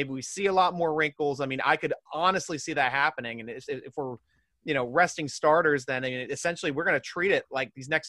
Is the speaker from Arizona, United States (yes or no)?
no; Philadelphia area, Pennsylvania, United States; I'm from the Philly area